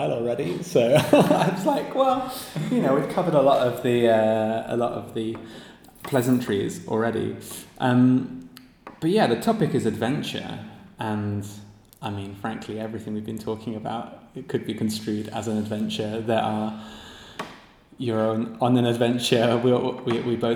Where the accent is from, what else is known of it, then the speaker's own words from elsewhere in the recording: Cornwall, South West England, United Kingdom; I grew up in Cornwall